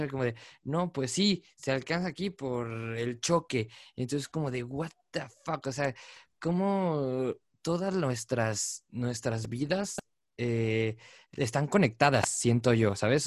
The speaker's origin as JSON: {"language": "Spanish", "country": "Mexico", "said": "yo siendo mexicano"}